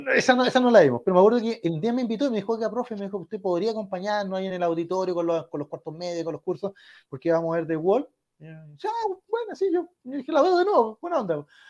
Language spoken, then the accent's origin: Spanish; Chile; somos chilenos